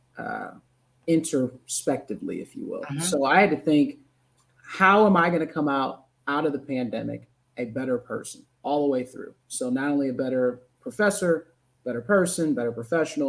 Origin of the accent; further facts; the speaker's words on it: St. Louis, Missouri, United States; born and raised in St. Louis, Missouri. So from the Midwest